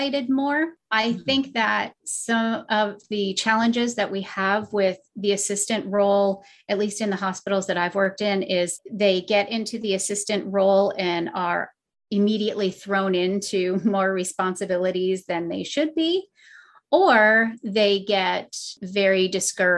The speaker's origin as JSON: {"language": "English", "region": "Vermont", "country": "United States", "tie": "born or raised there", "also_born_or_lived": "Massachusetts", "moved": "yes", "said": "growing up in Vermont and living in Massachusetts"}